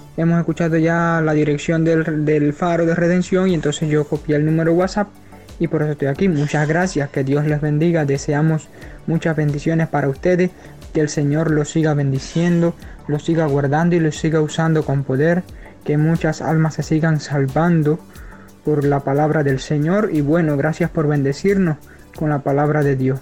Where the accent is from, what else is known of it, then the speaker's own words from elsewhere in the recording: Santa Cruz del Sur, Camagüey, Cuba; Somos de aquí de Santa Cruz